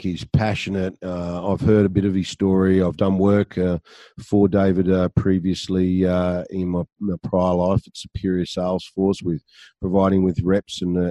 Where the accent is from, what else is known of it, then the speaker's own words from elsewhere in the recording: Sydney, New South Wales, Australia; moved away; I'm from the Shire, mate. So, albeit I'm not now